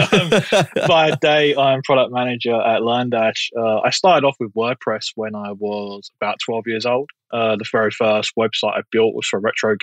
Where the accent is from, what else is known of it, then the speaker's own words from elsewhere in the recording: London, United Kingdom; I originally come from Southeast London. So if you get a weird accent, that's because I'm not American